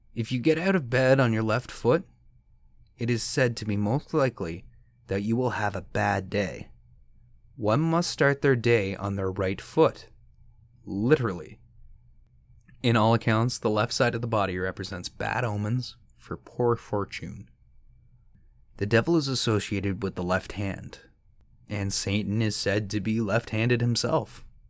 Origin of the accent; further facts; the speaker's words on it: Canada; As a Canadian, we have to pay into a universal healthcare